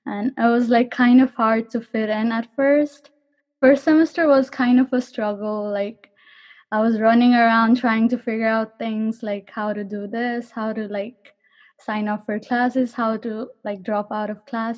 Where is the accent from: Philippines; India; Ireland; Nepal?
Nepal; Kathmandu, Bagmati; moved away as an adult; now in Garden City, United States; I'm from Kathmandu, Nepal